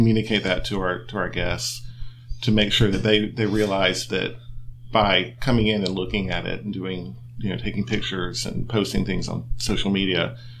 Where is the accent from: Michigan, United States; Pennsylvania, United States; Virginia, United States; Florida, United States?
Florida, United States; St. Augustine; I'm a native, which is very unusual. I'm from St. Augustine, and growing up, I can remember the lighthouse being behind a fence.